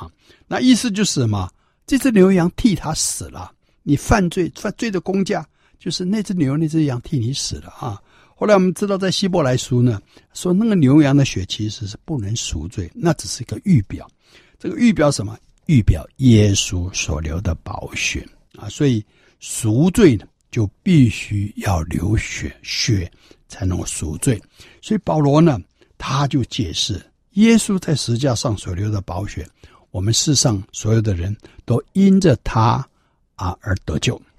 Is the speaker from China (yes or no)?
yes; China; 可是我们中国人认为基督教是洋教，所以都排斥啊